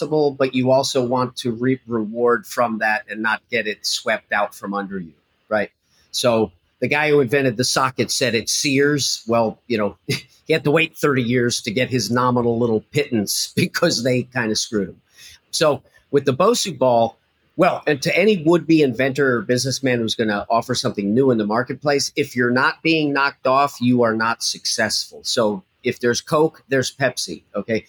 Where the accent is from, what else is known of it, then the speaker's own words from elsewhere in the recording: New Jersey, United States; I'm a kid from Jersey